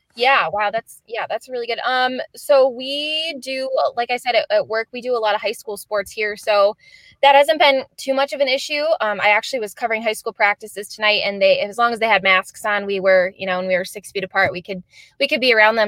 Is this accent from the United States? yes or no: yes; Michigan, United States; grown, born and raised in Michigan